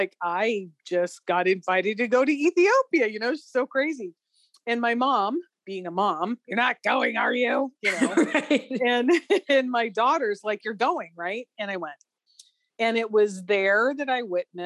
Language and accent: English; Southwest Arizona, United States; I grew up in Southwest Arizona